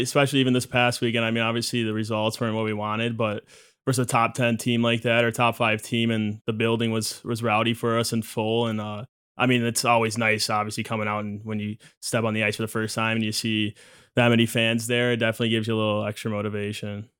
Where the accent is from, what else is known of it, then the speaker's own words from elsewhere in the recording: Michigan, United States; growing up in Michigan